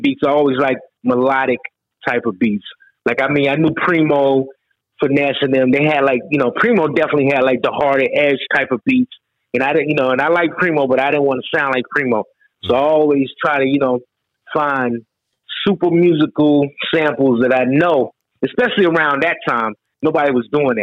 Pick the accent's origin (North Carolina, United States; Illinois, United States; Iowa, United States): North Carolina, United States; I'm from NC. I'm from North Carolina, and everything musically I learn is from North Carolina